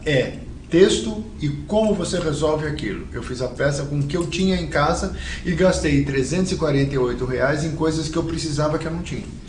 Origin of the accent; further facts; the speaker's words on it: São Paulo, Brazil; a gente nasceu na Moca